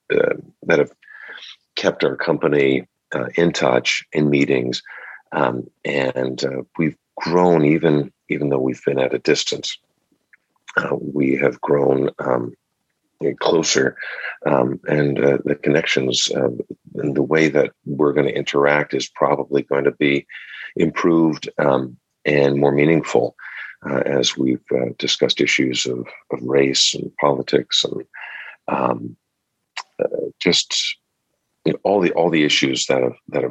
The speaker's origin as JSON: {"language": "English", "town": "Cranford", "region": "New Jersey", "country": "United States", "tie": "born or raised there", "also_born_or_lived": "Spring Lake, New Jersey", "said": "Grew up in Cranford and Spring Lake."}